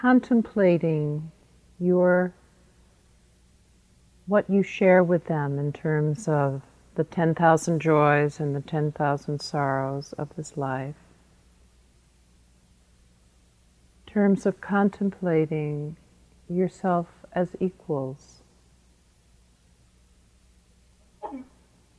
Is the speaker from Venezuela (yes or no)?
no; United States; I'm an American, even though I'm a woman